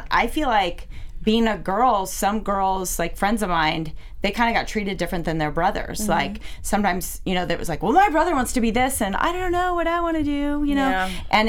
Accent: Washington, United States; I'm from Washington State.

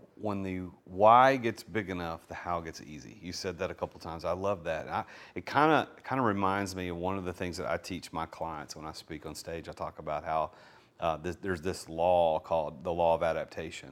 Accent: Nashville, Tennessee, United States; accent: Southern; I'm from Nashville, so my s, my Southern accent sometimes comes through

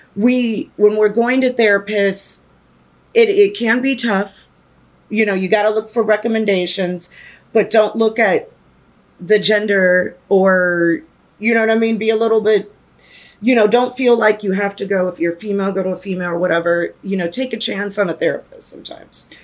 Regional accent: East Coast, United States; moved away; I'm originally from the East Coast

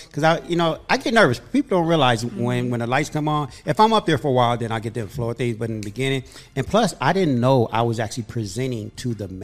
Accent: Inglewood, California, United States; We grew up in Inglewood

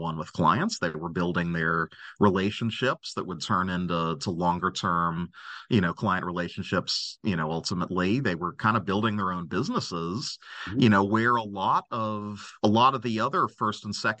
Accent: Cincinnati, Ohio, United States; practicing law in my hometown. I'm from Cincinnati

